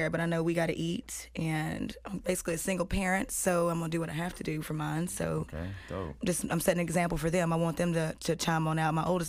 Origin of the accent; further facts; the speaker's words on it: Shelbyville, Tennessee, United States; now in Nashville, United States; I'm from Shelbyville. It's a little podunk ass town full of haters.